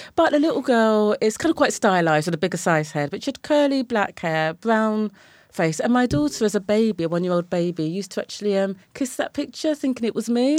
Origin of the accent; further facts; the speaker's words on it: Brighton, South East England, United Kingdom; moved away as an adult; now in London, United Kingdom; I was born in Brighton and Sussex and kind of came to London in my late twenties